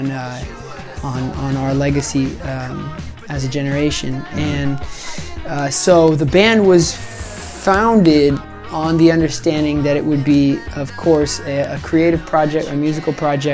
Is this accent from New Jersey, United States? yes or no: no; Woodinville, Washington, United States; moved away as an adult; now in Southern California, United States; I grew up in the Seattle area, east of Seattle, in a little town called Woodinville, Washington